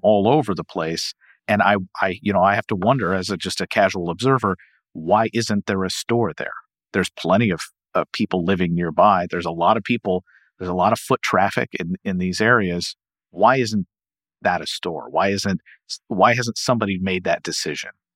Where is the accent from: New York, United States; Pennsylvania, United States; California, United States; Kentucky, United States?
Kentucky, United States; Louisville; I'm from Louisville